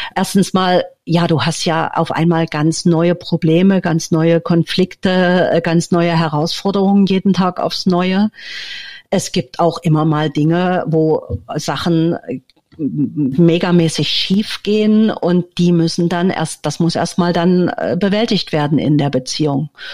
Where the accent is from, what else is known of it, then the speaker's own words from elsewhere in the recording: Leipzig, Saxony, Germany; moved away as an adult; also born or lived in Berlin; now in Villarrica, Paraguay; Ich bin in der DDR geboren und aufgewachsen, bin in Berlin geboren, habe äh, die meiste Zeit meines Lebens in Leipzig verbracht